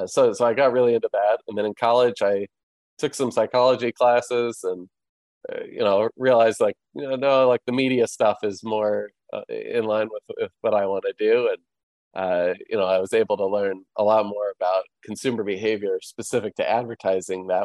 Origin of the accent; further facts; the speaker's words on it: Chicago, Illinois, United States; moved away as an adult; now in Florida, United States; I grew up downtown Chicago. And my family still lives there